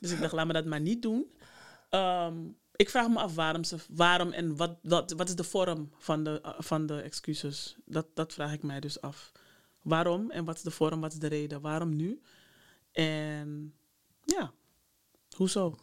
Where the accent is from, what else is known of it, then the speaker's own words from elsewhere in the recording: Amsterdam, North Holland, Netherlands; Ik ben daar ook geboren. Nou. En opgegroeid, dus hier